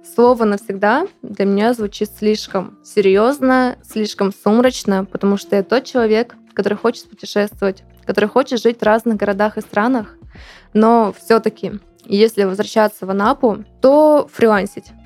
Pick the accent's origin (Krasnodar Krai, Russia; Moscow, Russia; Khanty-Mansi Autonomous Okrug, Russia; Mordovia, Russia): Krasnodar Krai, Russia; Anapa; moved away; also born or lived in Siberia; Все-таки Анапа мой не родной город, но я там прожила около 16 лет, практически с рождения так есть в Сибири